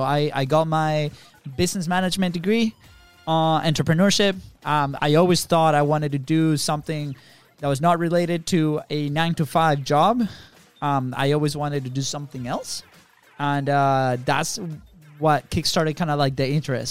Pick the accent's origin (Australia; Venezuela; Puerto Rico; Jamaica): Venezuela; moved away as an adult; also born or lived in Jacksonville, Florida; now in United States; we are not from the states. We're actually from Venezuela